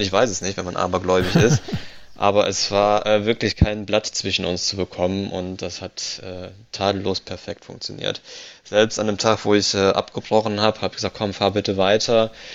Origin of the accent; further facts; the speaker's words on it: Italy; als Italiener